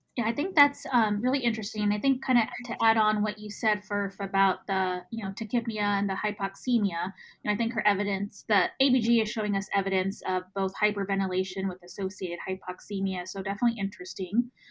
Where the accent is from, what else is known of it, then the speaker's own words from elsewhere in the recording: Texas, United States; accent: Texas; my Texas accent